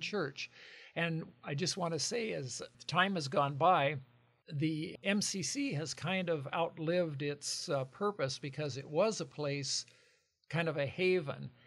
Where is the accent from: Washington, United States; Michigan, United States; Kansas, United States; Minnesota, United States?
Washington, United States; Lincoln County; moved away as an adult; now in Longview, United States; Lincoln, Lincoln, uh, next to Spokane County